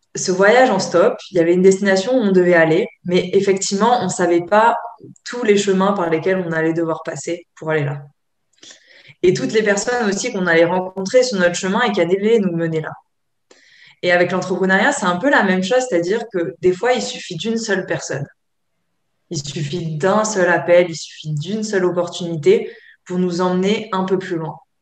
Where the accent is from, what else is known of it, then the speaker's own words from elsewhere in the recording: Provence-Alpes-Côte d'Azur, France; je viens de, la Côte d'Azur